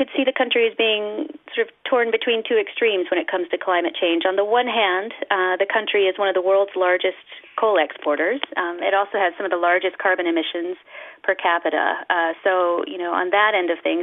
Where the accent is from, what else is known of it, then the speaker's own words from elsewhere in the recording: United States; I'm from the United States